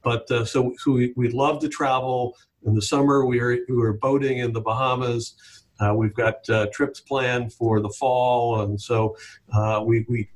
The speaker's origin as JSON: {"language": "English", "town": "Jupiter Inlet Colony", "region": "Florida", "country": "United States", "tie": "born or raised there", "said": "I grew up on Jupiter Inlet Colony, the beach and the inlet and the intercoastal and boating, and we were outside 24/7 as a kid"}